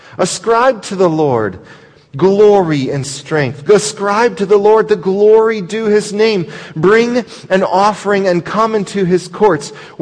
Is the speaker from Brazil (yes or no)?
yes; Brazil; born there; I was born in Brazil, so I speak Portuguese and I have citizenship